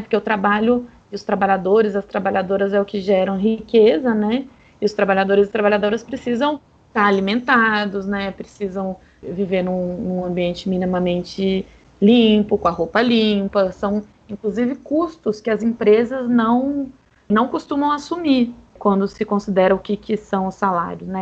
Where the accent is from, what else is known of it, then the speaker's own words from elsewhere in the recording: São Paulo, Brazil; Eu sou de São Paulo